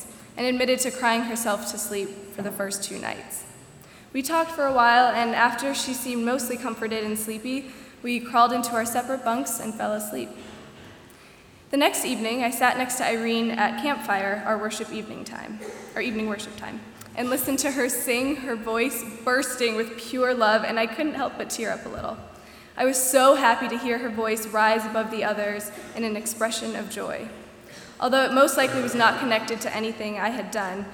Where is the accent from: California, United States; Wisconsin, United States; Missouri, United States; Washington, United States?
Wisconsin, United States; Milwaukee; I'm a junior elementary and special education major from Milwaukee, Wisconsin.